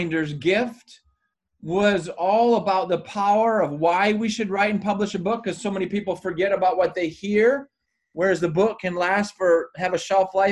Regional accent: Michigan, United States; moved away as an adult; now in Maui, United States; I was born and raised in Michigan and grew up skiing and sledding and playing hockey and all

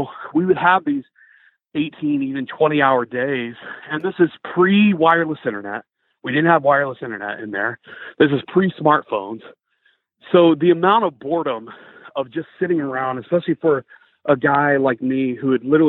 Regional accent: Greenville, South Carolina, United States; I'm from Greenville, South Carolina. I'm 28 years old

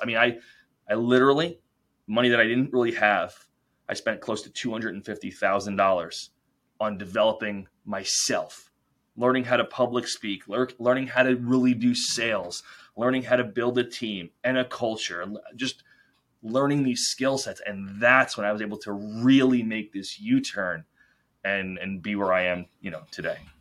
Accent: New York, United States; We, we grew up in New York

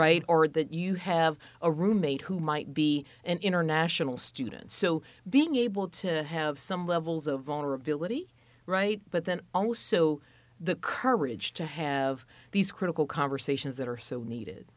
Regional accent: Louisiana, United States; moved away as an adult; also born or lived in Minneapolis, Minnesota / Boston / Alabama / Mississippi; now in Indianapolis, United States; fifteen years at Louisiana State University in my home state

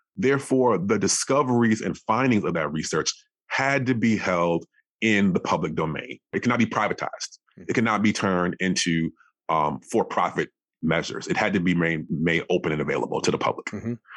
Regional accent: Madison, Wisconsin, United States; I grew up in Wisconsin, so Madison, Wisconsin

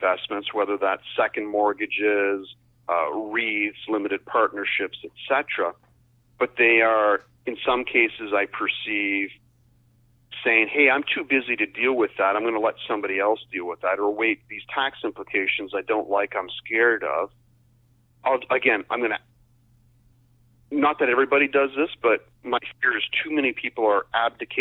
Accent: Windsor, Ontario, Canada; I grew up in Essex County, the Windsor area.

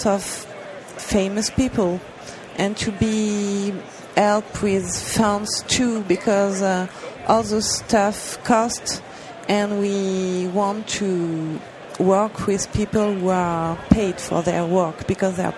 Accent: France; English is a second language; I'm from France, English is not my mother tongue

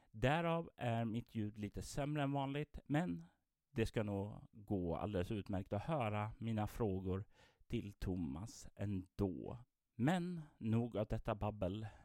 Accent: Sweden; även om de inte har någon relation till Drakar och Demoner som vi svenskar har?

